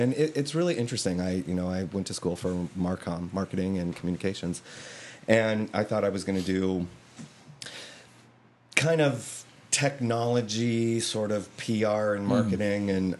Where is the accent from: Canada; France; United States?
United States; Denver, Colorado; born or raised there; moved away as an adult; also born or lived in Los Angeles; now in California, United States